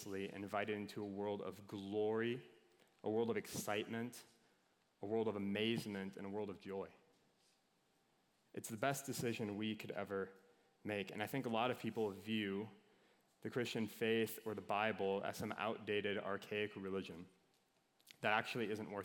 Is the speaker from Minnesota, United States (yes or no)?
yes; Minnesota, United States; I'm from Minnesota